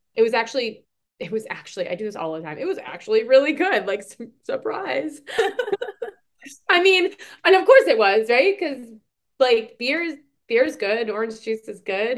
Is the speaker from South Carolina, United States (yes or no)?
no; Boston, Massachusetts, United States; accent: Boston; I'm from Boston